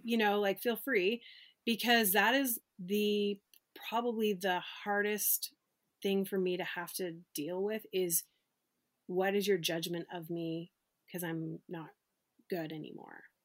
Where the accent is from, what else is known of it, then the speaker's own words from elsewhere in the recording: Canada; when I was growing up bowling in Canada, 'cause I'm from Canada